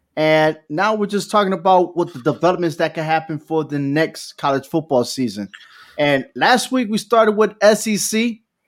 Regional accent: New Britain, Connecticut, United States; Central Connecticut State University is from my hometown, New Britain, Connecticut

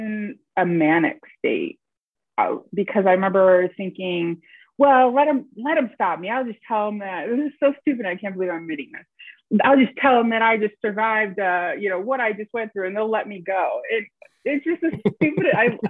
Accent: upstate New York, United States; born or raised there

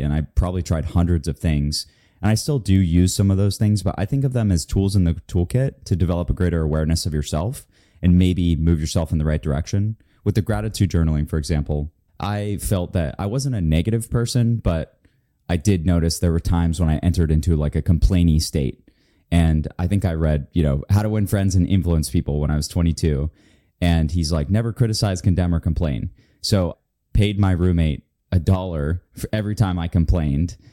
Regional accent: Florida, United States; moved away; I'm from Florida

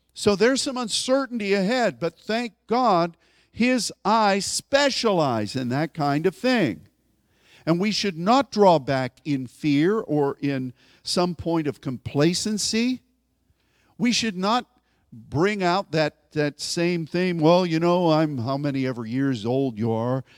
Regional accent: United States; as an American

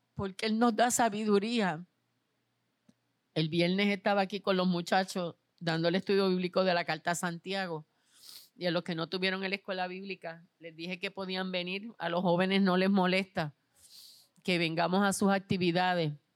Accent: Puerto Rico; ustedes son parte de este país como yo lo soy

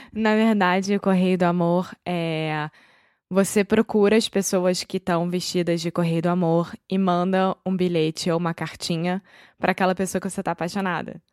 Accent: Rio de Janeiro, Brazil; accent: carioca; Eu sou brasileira, carioca do Rio de Janeiro.

